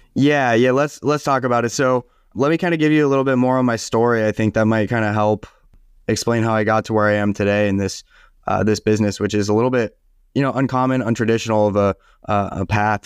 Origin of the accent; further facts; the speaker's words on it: Southern California, United States; also born or lived in San Diego / Ventura County; I was born and raised in Southern California